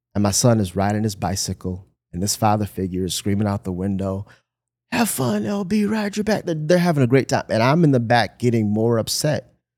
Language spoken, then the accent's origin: English; Michigan, United States; moved away; I'm from Michigan